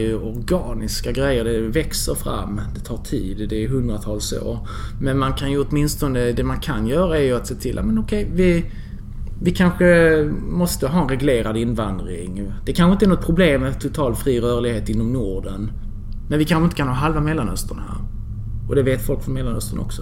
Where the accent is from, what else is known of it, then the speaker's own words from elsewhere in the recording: Skanör, Skåne, Sweden; also born or lived in Nahariya, Israel / Lund; now in Malmö, Sweden; Vi flyttade till Skanör, familjen, mm. när jag var två år gammal. Okay. Och sen har jag vuxit upp där